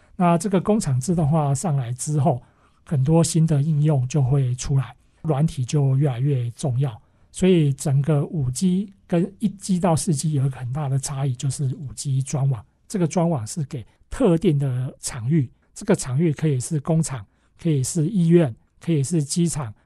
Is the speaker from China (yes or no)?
no; Taiwan; 我们从台湾，哈，我们是台湾的公司